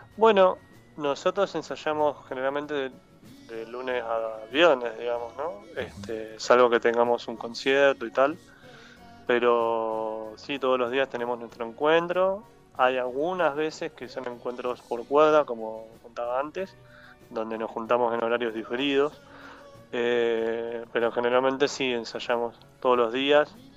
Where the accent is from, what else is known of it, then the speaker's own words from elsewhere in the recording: Neuquén, Argentina; moved away as an adult; also born or lived in Tierra del Fuego; now in Buenos Aires, Argentina; soy nacido en Ciudad de Fuego, pero crecí en Neuquén desde los 8 años, así que digo que soy neuquino